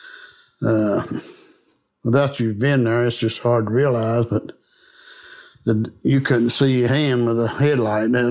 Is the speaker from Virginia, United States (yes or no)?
yes; Buchanan County, Virginia, United States; I grew up in Buchanan County. I spent the first, 30 year in Buchanan County.